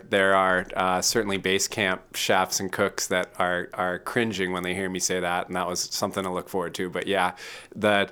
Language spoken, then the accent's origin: English; Midwest, United States; moved away as an adult; also born or lived in Boston; now in Portland, United States; I was raised in the Midwest